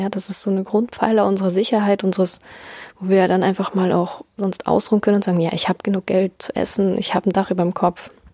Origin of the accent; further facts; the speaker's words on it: Germany; bei uns in Deutschland